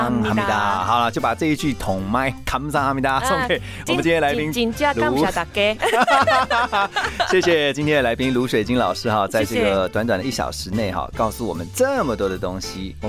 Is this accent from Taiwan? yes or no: yes; Taiwan; 对，所以我们台湾人是很包容的。